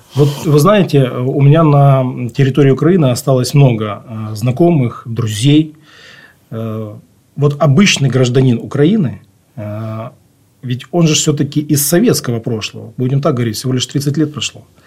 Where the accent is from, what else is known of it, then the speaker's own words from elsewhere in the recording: Khabarovsk, Khabarovsk Krai, Russia; now in Ukraine; я русский по духу, я родился в Хабаровске